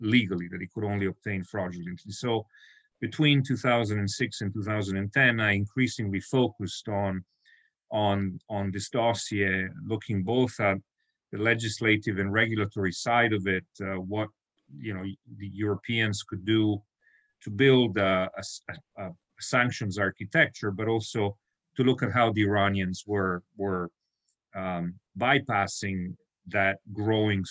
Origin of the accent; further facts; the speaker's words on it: Italy; moved away as an adult; also born or lived in Brussels; growing up in Italy